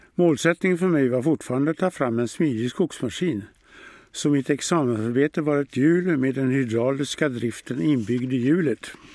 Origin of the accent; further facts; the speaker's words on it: Örnsköldsvik, Västernorrland County, Sweden; Jag är född och uppvuxen här i Örnsköldsvik